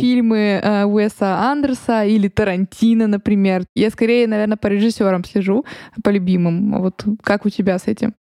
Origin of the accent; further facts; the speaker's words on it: Moscow, Russia; мы зажравшиеся москвичи